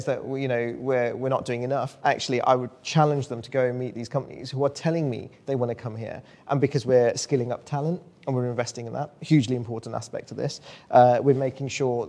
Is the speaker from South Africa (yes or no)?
no; West Midlands, United Kingdom; I'm from the West Midlands